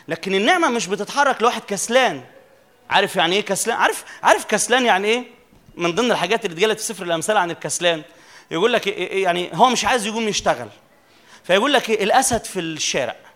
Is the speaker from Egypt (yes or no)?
yes; Upper Egypt, Egypt; عندنا في الصعيد يقولوا لفظ كده على المؤمن اللي بيجي للرب